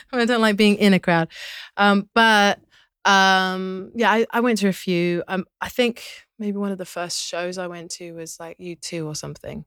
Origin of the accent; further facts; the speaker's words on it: London, United Kingdom; moved away as an adult; now in United States; growing up in London